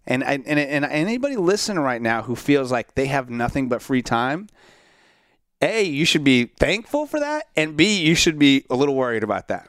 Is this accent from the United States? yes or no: yes; Central Florida, United States; I grew up in Central Florida